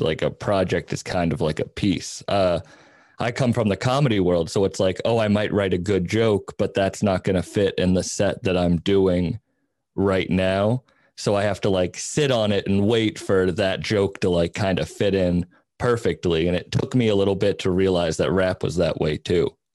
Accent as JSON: {"language": "English", "area": "Cape Cod", "region": "Massachusetts", "country": "United States", "tie": "born or raised there", "moved": "yes", "said": "I grew up on Cape Cod"}